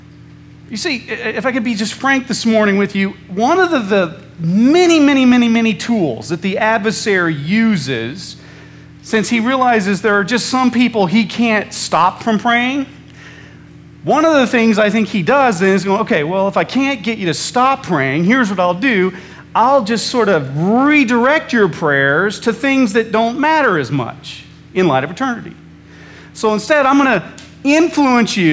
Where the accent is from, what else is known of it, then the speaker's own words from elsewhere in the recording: Central Illinois, United States; when I was a kid growing up in Central Illinois